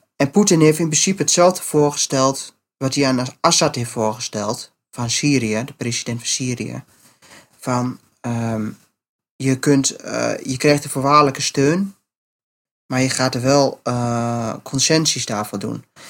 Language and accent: Dutch; Netherlands; ik ben Nederlander